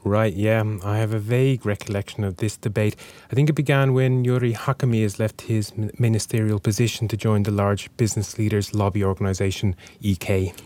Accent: Ireland; now in Finland

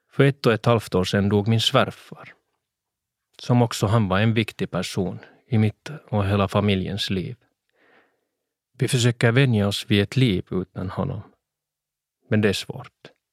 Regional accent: Swedish-speaking Finland, Finland; olika teaterscener hemma i Svenskfinland

